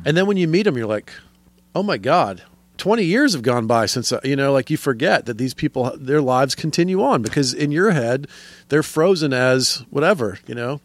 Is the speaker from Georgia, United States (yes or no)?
yes; Atlanta, Georgia, United States; moved away as an adult; also born or lived in Florida / Athens, Georgia / Los Angeles; now in New York, United States; I'm mostly a Georgia boy. I grew up in suburban Atlanta most of my life